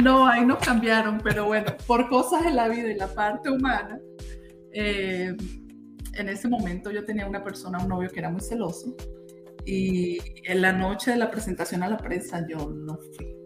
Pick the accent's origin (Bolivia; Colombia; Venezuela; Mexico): Venezuela; Táriba, Táchira; moved away as an adult; now in Utah, United States; Yo soy de, de un pueblito que se llama Tariba, los Andes venezolanos, del Táchira